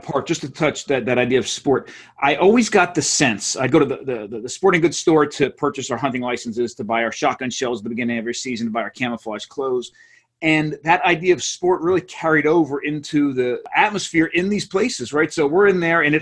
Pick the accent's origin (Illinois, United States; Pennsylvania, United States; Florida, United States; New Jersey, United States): New Jersey, United States; Monmouth County; I grew up in New Jersey, a couple miles from the beach in Monmouth County, New Jersey